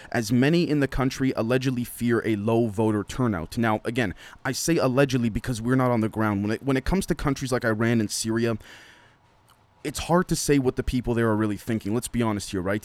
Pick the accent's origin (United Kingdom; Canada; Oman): Canada; being Canadian